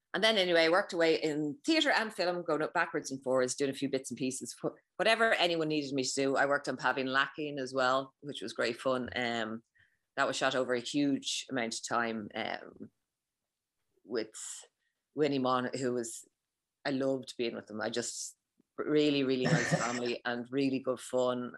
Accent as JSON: {"language": "English", "country": "Ireland", "said": "as someone who's Irish"}